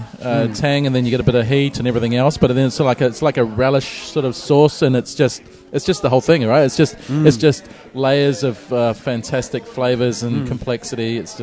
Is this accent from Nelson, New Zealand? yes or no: yes; Nelson, New Zealand; moved away; also born or lived in Wellington; I lived in Wellington for about 8 or 9 years. I'm originally from Nelson